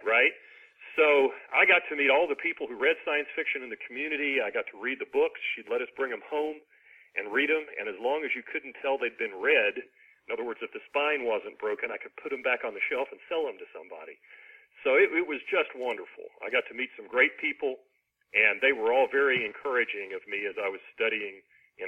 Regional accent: Ashland, Kentucky, United States; now in Huntsville, United States; my hometown of Ashland, Kentucky, which is on the Ohio River

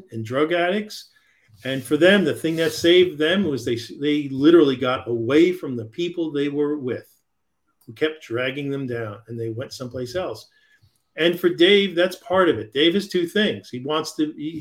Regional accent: New York, United States; I grew up in New York and I spent a lot of time in New York City

